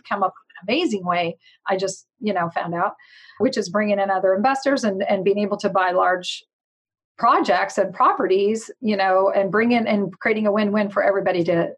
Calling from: Stockton, California, United States; Big town. Actually, we do have almost 400,000 people. Stockton, California.

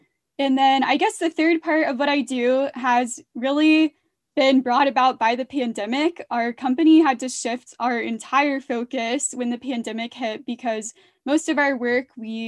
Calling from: Atlanta, Georgia, United States; I am calling from Atlanta, Georgia.

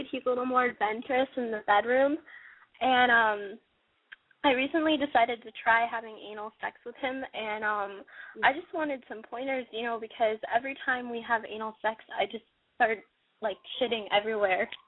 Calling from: California, United States; I'm 19. I'm calling from California.

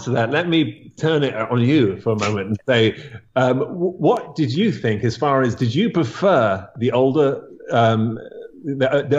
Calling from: New York, United States; I am uh, at my home upstate New York.

